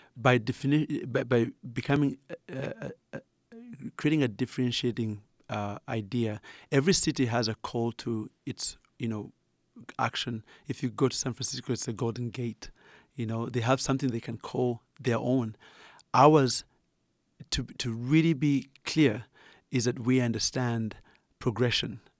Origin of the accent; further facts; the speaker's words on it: Uganda; accent: Ugandan; moved away; as you can tell from my accent, I'm originally Ugandan.